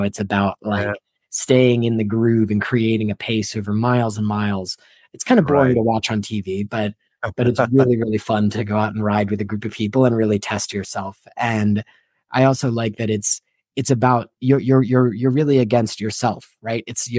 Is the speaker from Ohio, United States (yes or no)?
no; Philadelphia, Pennsylvania, United States; moved away; I'm an obligatory Eagles fan because I grew up in Philadelphia